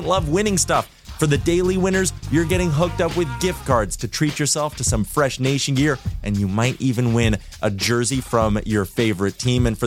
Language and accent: English; Edmonton, Alberta, Canada; I'm from Edmonton. I grew up around with the folk stories of what the 80s Oilers used to do with the Stanley Cup